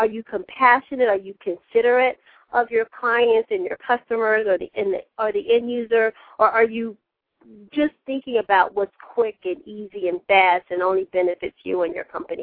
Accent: South Carolina, United States; I'm from South Carolina

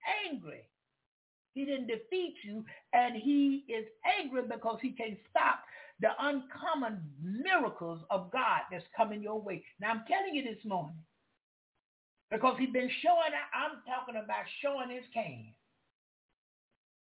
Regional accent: the South, United States; I'm from the South

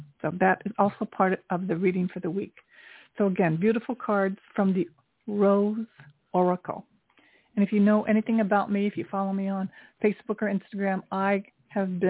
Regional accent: Tokyo, Japan; now in New York City, United States; I grew up during the Vietnam War in Tokyo. I'm 68 years old. I was a little girl during the Vietnam War in Tokyo experiencing that. And I'm Japanese American

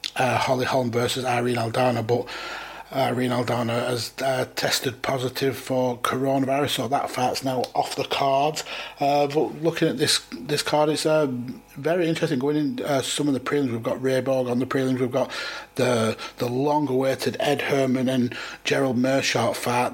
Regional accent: United Kingdom; being British

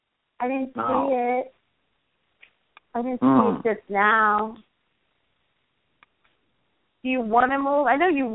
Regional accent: New York City, New York, United States; moved away; I came from the Gothic section of the Bronx.

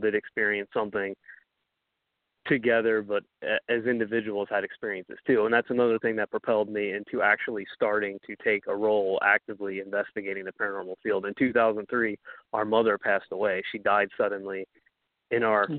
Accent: Ohio, United States; also born or lived in New York; we moved to Ohio from New York when I was around 6 and a half, going on 7

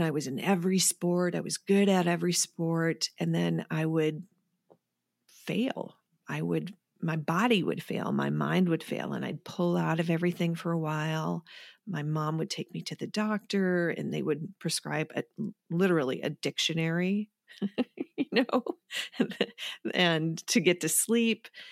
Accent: Wisconsin, United States; moved away as an adult; I'm from Wisconsin

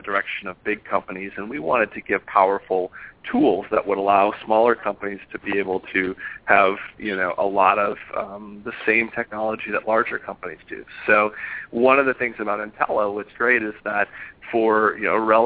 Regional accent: Minneapolis, Minnesota, United States; moved away as an adult; also born or lived in Los Angeles; now in San Francisco, United States; I'm from Minneapolis originally

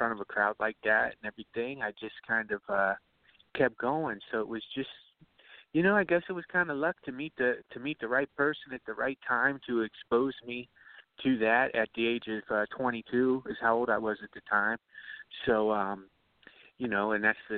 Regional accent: Ohio, United States; moved away; I grew up out there in Ohio, man. I grew up in a town.

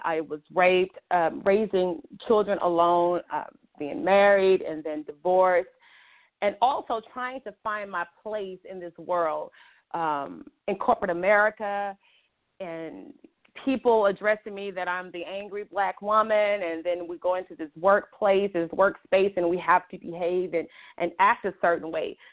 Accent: Montgomery, Alabama, United States; also born or lived in Chicago, Illinois; I'm originally from Montgomery, Alabama, but I was born in Chicago, Illinois

